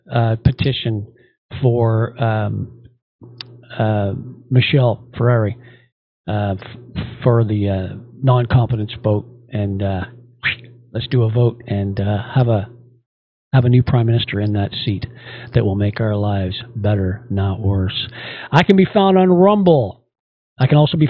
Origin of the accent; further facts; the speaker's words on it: Canada; we are Canadian